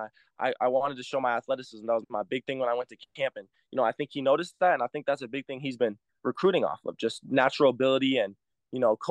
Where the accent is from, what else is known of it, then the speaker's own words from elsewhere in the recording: Montana, United States; I'm coming from Montana